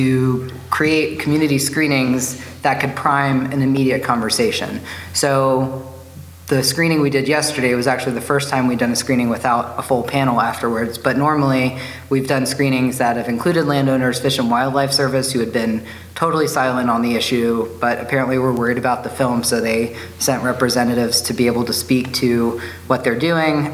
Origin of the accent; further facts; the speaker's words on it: Southern Virginia, United States; now in Bozeman, United States; I grew up in Southern Virginia.